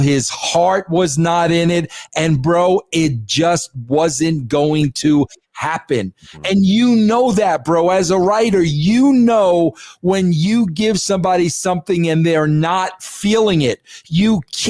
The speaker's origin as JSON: {"language": "English", "region": "California", "country": "United States", "tie": "born or raised there", "said": "I grew up on the East Bay."}